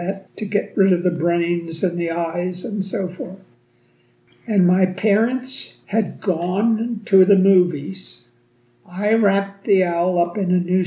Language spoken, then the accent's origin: English; Harrisburg, Pennsylvania, United States; I was born and raised in Harrisburg, Pennsylvania.